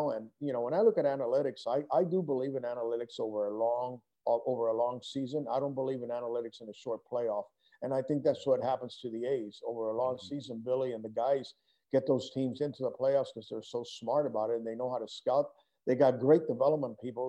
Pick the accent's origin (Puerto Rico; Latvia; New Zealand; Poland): Puerto Rico; moved away; also born or lived in Denver; I grew up in Puerto Rico and represented Puerto Rico in some international amateur tournaments